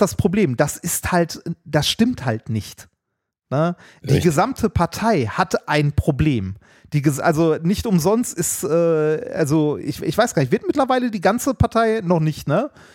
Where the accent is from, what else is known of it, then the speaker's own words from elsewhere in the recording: Essen, North Rhine-Westphalia, Germany; Ich bin in Essen-Altendorf groß geworden